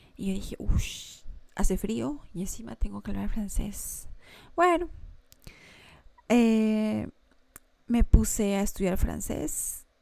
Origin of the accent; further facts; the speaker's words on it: Lima, Peru; moved away as an adult; now in Montreal, Canada; mi hija y yo dejábamos nuestra querida Lima, nuestro querido Perú